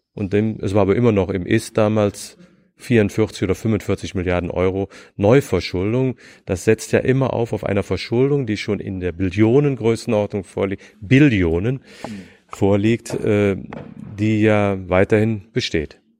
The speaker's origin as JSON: {"language": "German", "region": "Rhineland", "country": "Germany", "also_born_or_lived": "Nuremberg / Bonn", "moved": "as an adult", "lives_now": "Berlin, Germany", "said": "Ich bin Rheinländer"}